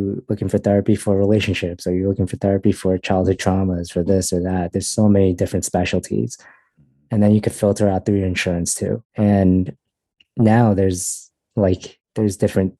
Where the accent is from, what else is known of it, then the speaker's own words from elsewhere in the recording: United States; I was born in America.